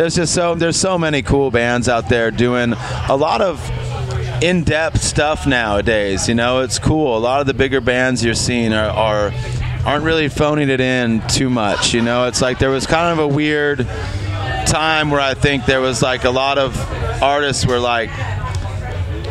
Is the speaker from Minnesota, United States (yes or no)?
no; Los Angeles, California, United States; I grew up in East